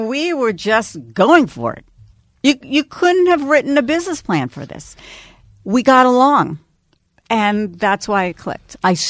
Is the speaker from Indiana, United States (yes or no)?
no; New York City, New York, United States; And also, I grew up in New York City, and no one had been speaking to the young people, the urban young people of the city.